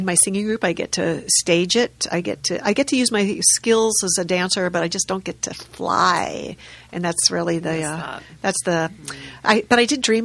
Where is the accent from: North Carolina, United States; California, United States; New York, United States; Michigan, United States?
California, United States; La Cañada Flintridge; I grew up in La Cañada, which is kind of I don't know if it's east or west, but it's next to Pasadena